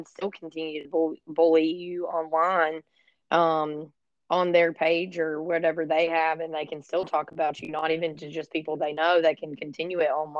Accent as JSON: {"language": "English", "region": "Florida", "country": "United States", "said": "I'm from Florida and I live, pretty much in the Apalachicola National Forest"}